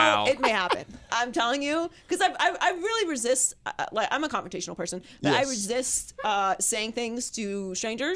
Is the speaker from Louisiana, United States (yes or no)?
no; Pittsburgh, Pennsylvania, United States; I'm from Pittsburgh